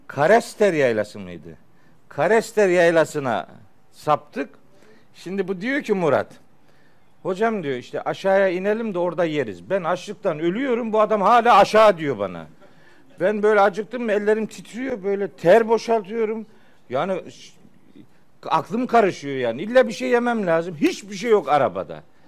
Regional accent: Çaykara, Trabzon, Turkey; moved away; Of'luyuz. Elhamdülillah, Çaykaralıyız

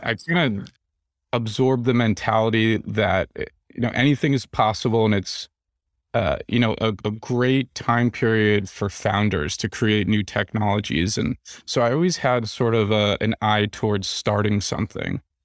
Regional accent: New Jersey, United States; also born or lived in New York City area; now in Nashville, United States; I'm from New Jersey

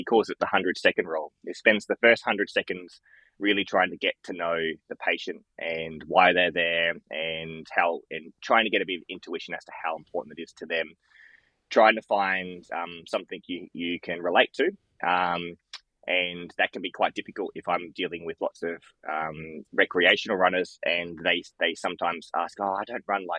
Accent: Loxton, South Australia, Australia; moved away as an adult; now in Adelaide, Australia; I worked every second weekend in Loxton, in my hometown I grew up

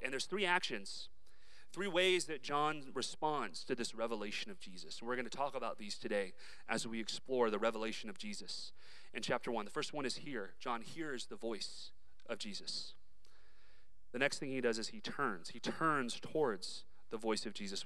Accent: Dallas, Texas, United States; I was raised in Dallas, Texas

